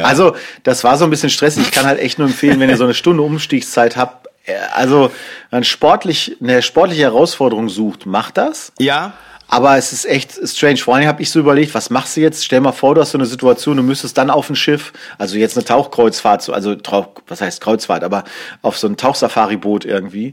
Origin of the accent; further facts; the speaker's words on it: Germany; als Deutsche